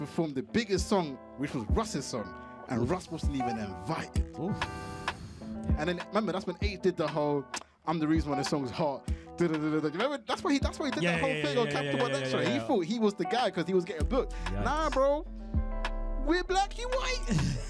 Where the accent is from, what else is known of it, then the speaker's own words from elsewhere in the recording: Morley, Yorkshire and the Humber, United Kingdom; I mean, I'm from Morley, isn't it? £2 chicken. That's how I survived.